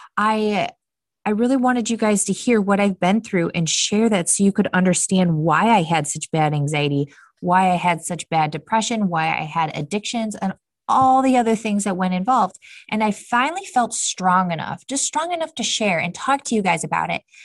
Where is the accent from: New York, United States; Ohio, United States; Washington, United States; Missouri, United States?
Ohio, United States; Cleveland; moved away as an adult; now in Austin, United States; for my family, we are from Cleveland, Ohio, so we are from the Midwest